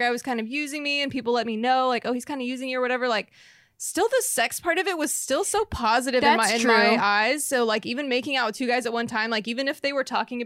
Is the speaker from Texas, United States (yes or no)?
yes; Texas, United States; I'm from Texas